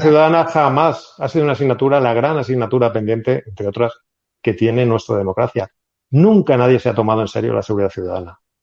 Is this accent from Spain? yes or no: yes; Spain